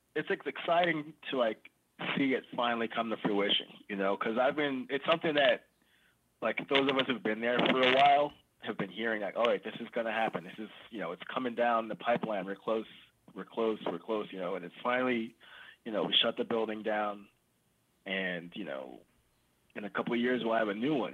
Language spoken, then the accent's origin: English; New York City, New York, United States; I grew up in East New York, like way out east